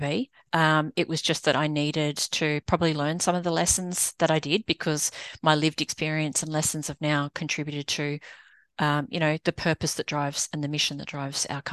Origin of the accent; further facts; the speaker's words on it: Australia; moved away as an adult; now in United States; I'm an Aussie, but living in the US